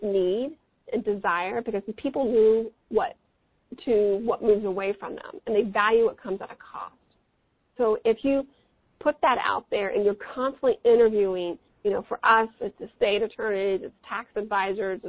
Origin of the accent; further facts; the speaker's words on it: Midwest, United States; I'm from the Midwest